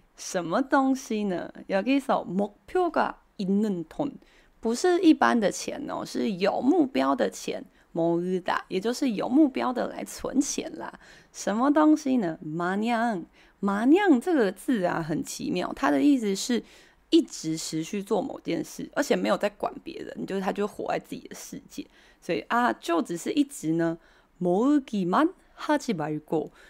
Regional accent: Taiwan; 我们台湾人比较习惯的讲法是 A P P

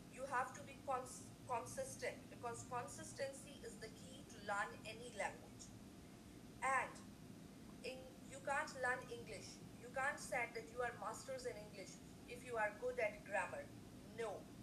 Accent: Pakistan; I'm from Pakistan

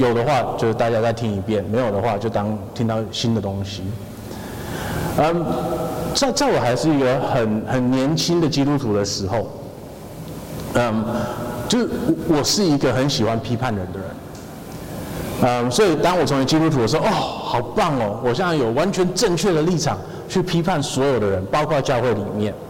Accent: United Kingdom; 我这这这个我们从英国来的，我我们第一手知道这件事情。

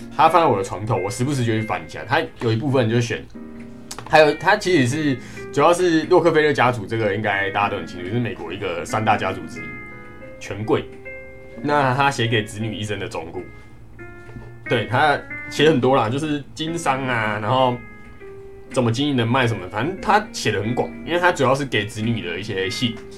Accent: Kaohsiung, Taiwan; moved away as an adult; now in Taipei, Taiwan; 我是高雄人，那，那时候在台中念书

